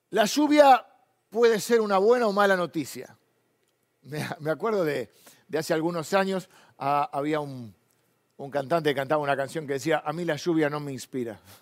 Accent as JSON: {"language": "Spanish", "country": "Argentina", "said": "nos gusta a los argentinos"}